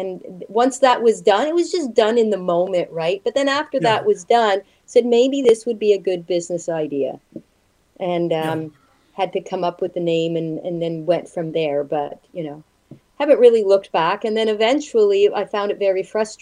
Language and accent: English; Montreal, Quebec, Canada; now in Toronto, Canada; I'm from Montreal